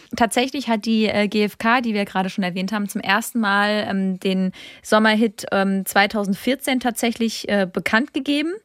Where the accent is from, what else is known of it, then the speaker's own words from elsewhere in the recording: Rhineland-Palatinate, Germany; Ich komme aus der Pfalz